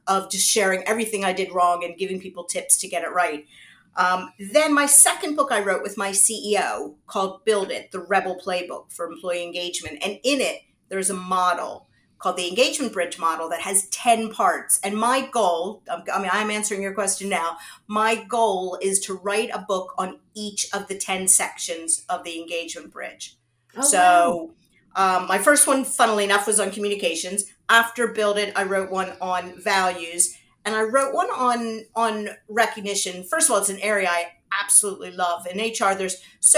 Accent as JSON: {"language": "English", "country": "United States", "tie": "born or raised there", "moved": "as an adult", "lives_now": "United Kingdom", "said": "So I am American. I was born in the US, and I started my career out in the US"}